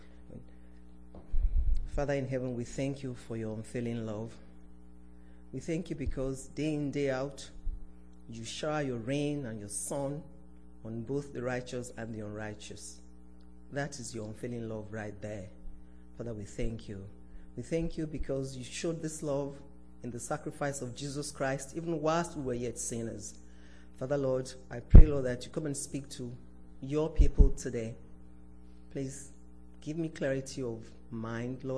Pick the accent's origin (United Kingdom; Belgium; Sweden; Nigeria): Nigeria; moved away; This was when I was still living in my home country, Nigeria.